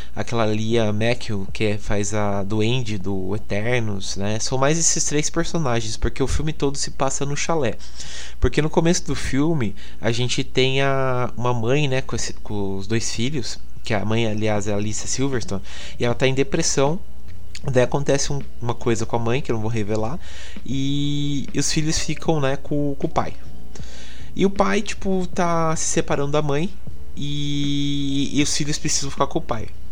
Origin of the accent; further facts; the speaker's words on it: interior of São Paulo, Brazil; Eu sou daqui do interior, né, de São Paulo